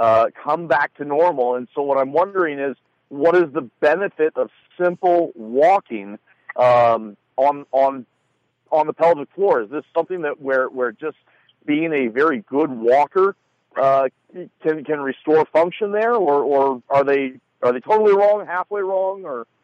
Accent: Northeast Kingdom of Vermont, United States; I grew up in the Northeast Kingdom of Vermont

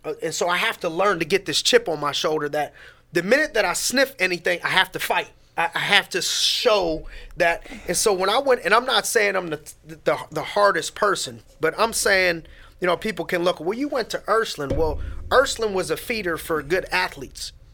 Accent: Youngstown, Ohio, United States; also born or lived in Erie, Pennsylvania; born and raised in Youngstown, Ohio

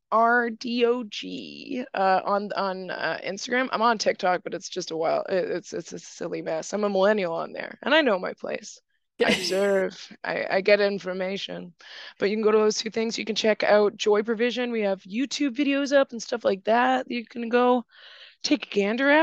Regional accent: Ontario, Canada; I grew up in Ontario

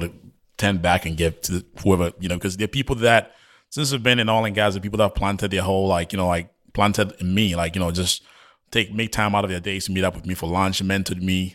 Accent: Ghana; moved away; I was born and raised in Ghana

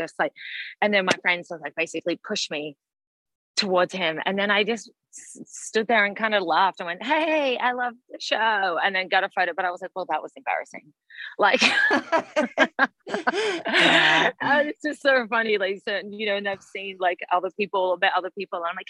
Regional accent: Melbourne, Victoria, Australia; accent: Australian; moved away as an adult; now in Los Angeles, United States; I'm from Melbourne. Well, I grew up like in a small town, but I lived in the city in Melbourne

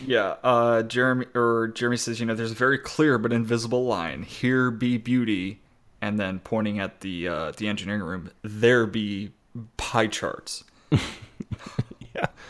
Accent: United States; we're from America

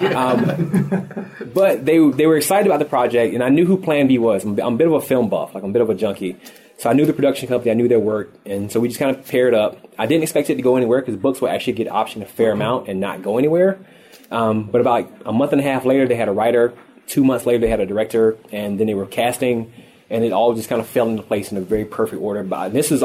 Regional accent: the South, United States; moved away; I'm born and raised in the South

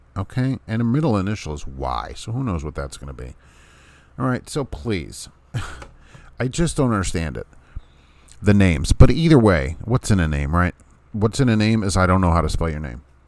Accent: Jersey City, New Jersey, United States; New Jersey City, isn't that a nice place? I love it. That's my hometown

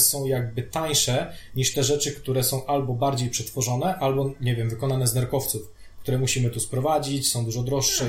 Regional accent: Radom, Masovian Voivodeship, Poland; now in Warsaw, Poland; my jesteśmy z Radomia

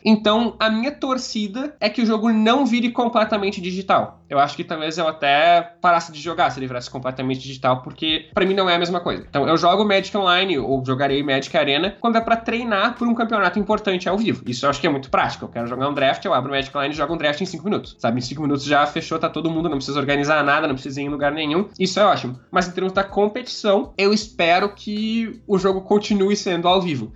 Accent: Porto Alegre, Rio Grande do Sul, Brazil; Eu nasci em Porto Alegre, Rio Grande do Sul, é onde eu morei minha vida toda e de onde eu tô falando agora.

